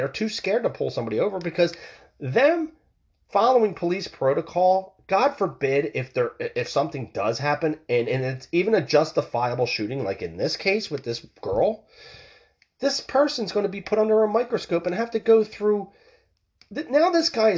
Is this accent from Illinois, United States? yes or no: no; Philadelphia, Pennsylvania, United States; I'm from the Philadelphia area myself